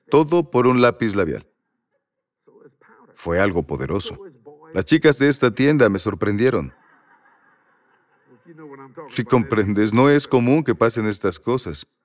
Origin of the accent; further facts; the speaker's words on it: Louisiana, United States; Soy de Luisiana y quiero convertirme en tejano.